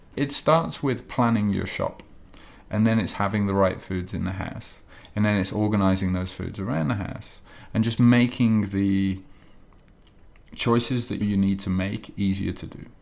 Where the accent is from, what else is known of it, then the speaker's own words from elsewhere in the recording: England, United Kingdom; now in Japan; I'm English